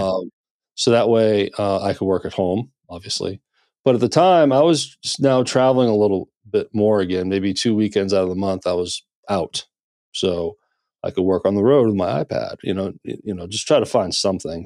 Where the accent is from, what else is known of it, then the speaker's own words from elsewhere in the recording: Maine, United States; also born or lived in Nashville, Tennessee; now in Memphis, United States; I'm originally from Maine, so I kinda started there